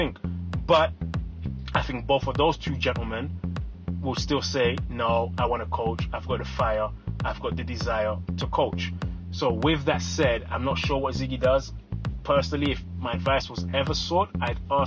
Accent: London, United Kingdom; moved away as an adult; also born or lived in Democratic Republic of the Congo; now in United States; I was born in the Congo, I grew up in London, England, and I lived now over 10 years in the United States

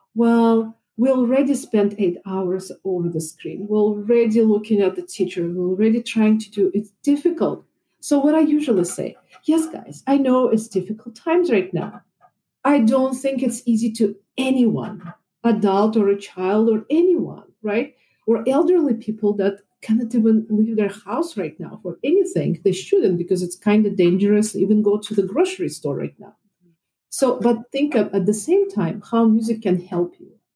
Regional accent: Russia; moved away as an adult; also born or lived in Moscow; now in Chicago, United States; I was born in Russia. And I graduated from Moscow Conservatory playing violin and piano

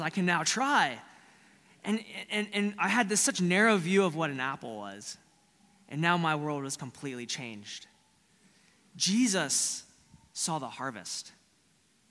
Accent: Florida, United States; Growing up in Florida is a lot like Texas.

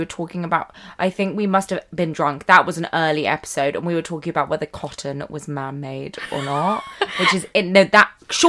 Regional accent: United Kingdom; we're British

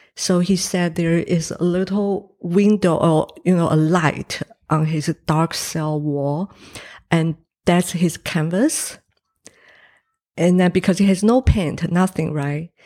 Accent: Taiwan; English is a second language; now in New Zealand; I was born in Taiwan

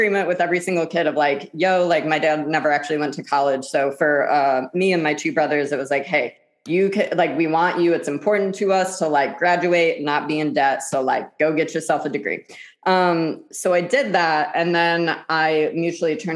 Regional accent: Midwest, United States; I'm from the Midwest

